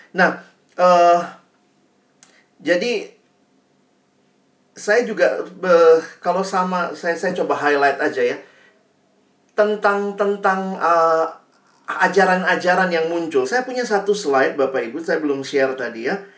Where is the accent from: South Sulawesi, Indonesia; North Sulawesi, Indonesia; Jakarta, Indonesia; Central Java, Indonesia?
South Sulawesi, Indonesia; Makassar; Saya juga kan besarnya di Makassar, saya banyak bergaul juga dengan teman-teman dari Toraja